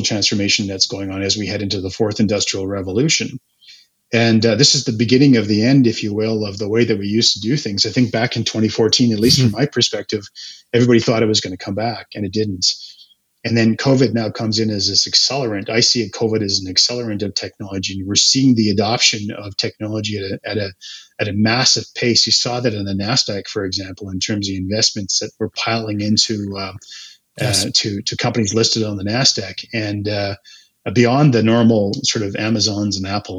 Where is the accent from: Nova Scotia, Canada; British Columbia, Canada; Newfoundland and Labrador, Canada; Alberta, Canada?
Alberta, Canada; Calgary; also born or lived in Edmonton; I grew up in Calgary